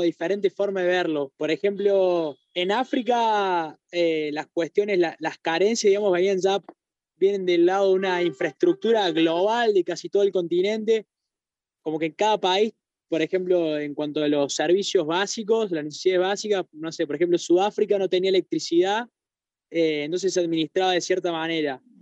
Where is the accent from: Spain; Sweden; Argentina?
Argentina; ser argentinos